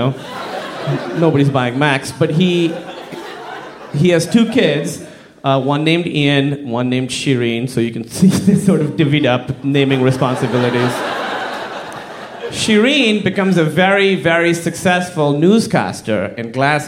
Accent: Pakistan; I'm from Pakistan

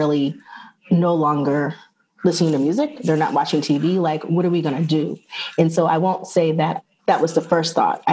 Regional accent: Atlanta, Georgia, United States; moved away as an adult; also born or lived in New York / Los Angeles; I'm from Atlanta

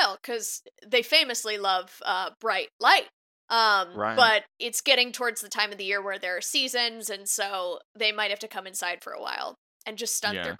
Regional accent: California, United States; now in New York City, United States; I'm from California, and so it's still an event to me every time it happens.

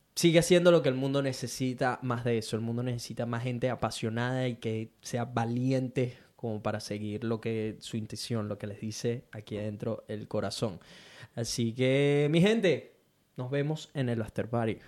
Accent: Venezuela; now in Brisbane, Australia; mí como venezolano

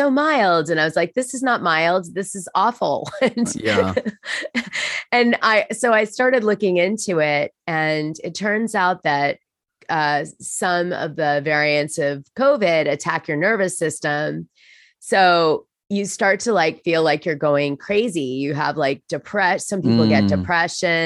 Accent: United States; as an American

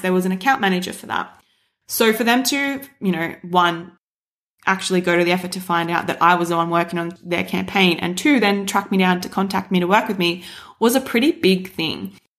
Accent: Shepparton, Victoria, Australia; I grew up in Shepparton

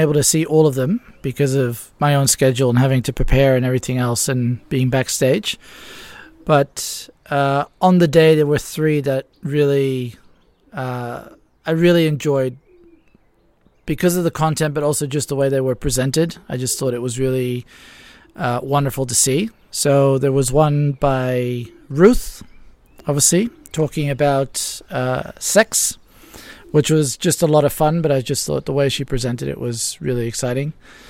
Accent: Ibiza, Balearic Islands, Spain; And in many ways, in the wintertime in particular, it's like growing up in any other small town. Because when I did grow up here, it was actually still a small town.

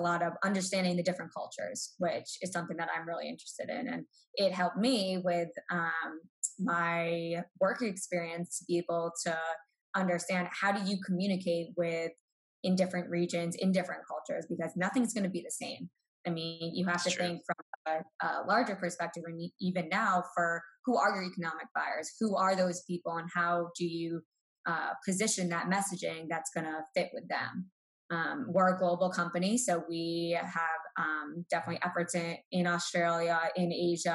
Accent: Boston, Massachusetts, United States; I'm from Boston, 25 minutes outside the city. So born and raised Boston sports fan

